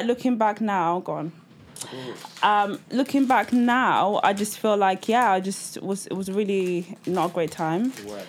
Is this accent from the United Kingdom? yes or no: yes; Grimsby, Yorkshire and the Humber, United Kingdom; also born or lived in Nigeria; I moved here when I was 3. I was born in Nigeria. And then we moved to Grimsby. Like it's the vibe is in the name. Yeah, it's grim.